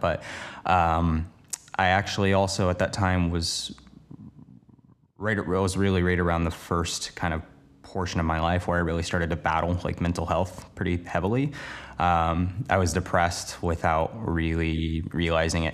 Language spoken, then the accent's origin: English; Portland, Oregon, United States; moved away as an adult; now in Los Angeles, United States; the place I grew up in Portland, Oregon to moving to Los Angeles, now working down here full-time